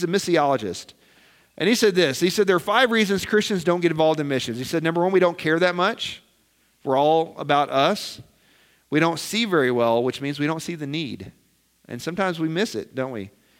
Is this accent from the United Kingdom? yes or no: no; Nebraska, United States; And here we come from Nebraska, of all places, right?